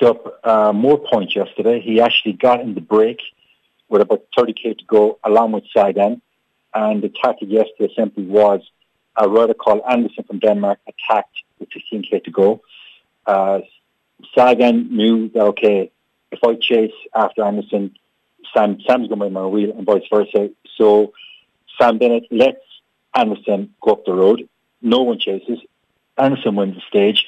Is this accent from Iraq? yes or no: no; Ireland